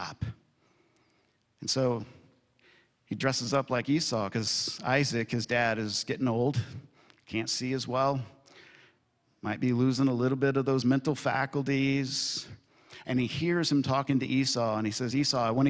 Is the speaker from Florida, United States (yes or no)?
no; Kentucky, United States; I'm from Kentucky